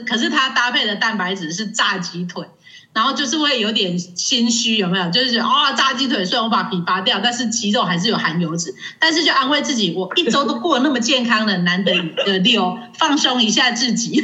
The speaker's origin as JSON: {"language": "Chinese", "country": "Taiwan", "said": "我们生在这个宝岛真的是很幸福的"}